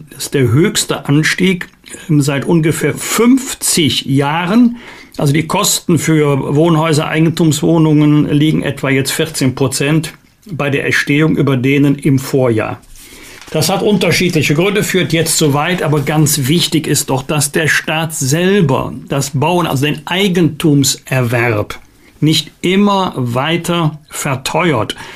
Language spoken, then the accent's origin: German; Bergisch Gladbach, North Rhine-Westphalia, Germany; Leider ist ja dieser Kindesmissbrauchskomplex verbunden mit dem Namen meiner Heimatstadt Bergisch Gladbach.